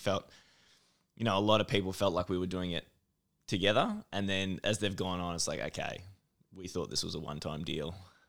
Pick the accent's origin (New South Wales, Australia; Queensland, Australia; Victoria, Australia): Victoria, Australia; also born or lived in Mildura; Yes, so country Victoria. So I was born in Mildura.